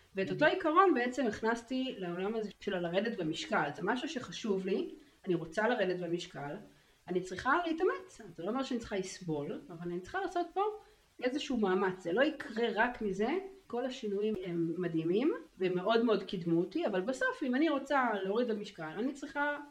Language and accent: Hebrew; Tel Aviv, Tel Aviv District, Israel; גרה בתל אביב, שם גדלתי